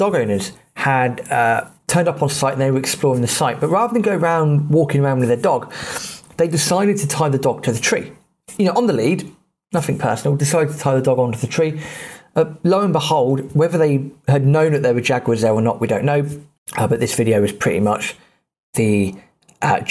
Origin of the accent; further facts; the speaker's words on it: United Kingdom; being British